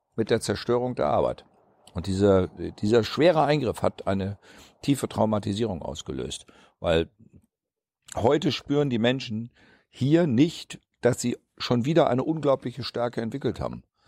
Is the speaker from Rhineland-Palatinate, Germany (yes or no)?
no; Osterholz-Scharmbeck, Lower Saxony, Germany; now in Thuringia, Germany; meine Kindheit in Ostdeutsch-Scharmbeck, ähm, da waren wir, die Kinder, die in Ostdeutsch-Scharmbeck geboren sind